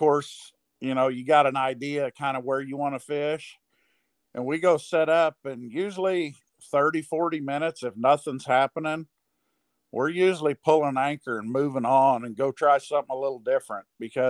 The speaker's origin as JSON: {"language": "English", "town": "Moberly", "region": "Missouri", "country": "United States", "said": "I'm from Moberly, Missouri."}